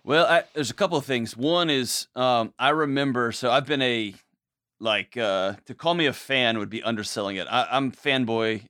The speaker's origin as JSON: {"language": "English", "town": "Houston", "region": "Texas", "country": "United States", "tie": "born or raised there", "said": "grew up, born and raised in Houston, Texas"}